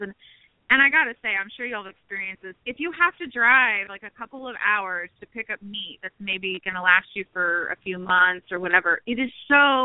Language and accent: English; Texas, United States; moved away as an adult; now in Florida, United States; I'm from Texas, but like I said, my husband's military, so we've traveled all over the place. We are currently in Florida.